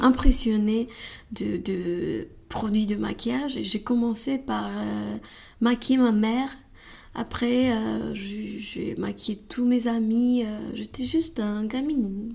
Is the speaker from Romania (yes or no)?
yes; Romania; French is a second language; moved away as an adult; now in Paris, France; je viens de Roumanie